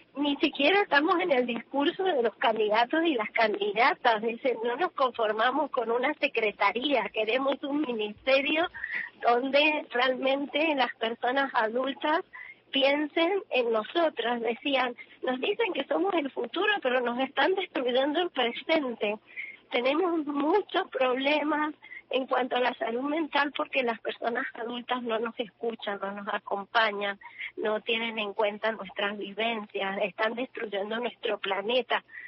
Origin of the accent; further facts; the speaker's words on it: Mendoza, Argentina; yo soy de Mendoza